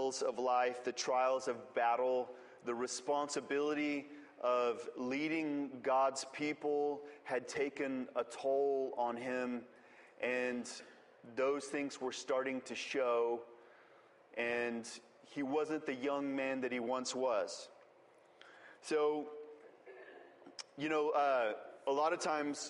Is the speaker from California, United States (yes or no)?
no; West Texas, United States; moved away; I'm from West Texas, for those of you all who don't know me, West Texas is a lot like Israel.